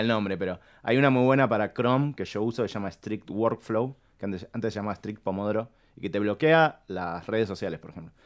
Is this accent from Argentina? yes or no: yes; Argentina; vivimos en un país que tiene crisis constantes